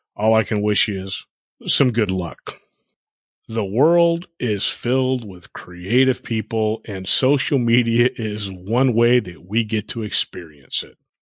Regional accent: South Florida, United States; moved away; also born or lived in Texas; growing up in South Florida and living there a couple different times

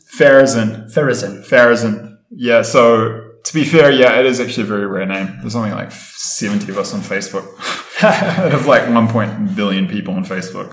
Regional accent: Wellington, New Zealand; moved away as an adult; now in Ecuador; I was born and raised in Wellington, capital city of New Zealand

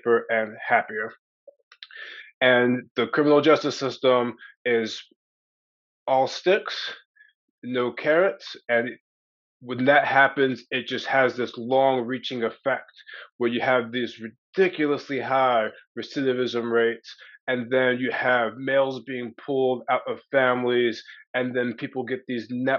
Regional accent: Maryland, United States; I was raised in Maryland to fundamentalist Christian parents

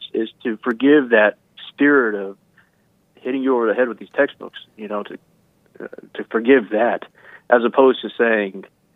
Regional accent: the South, United States; I grew up in the South. I am a Southern man

